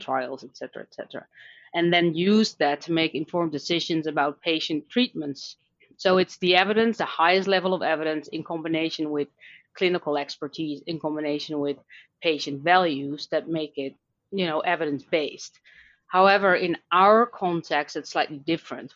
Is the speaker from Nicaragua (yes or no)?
no; Netherlands; accent: Dutch; English is a second language; now in Dublin, Ireland; I live in Dublin, Ireland, but I'm Dutch, um, which you can probably hear based on my accent.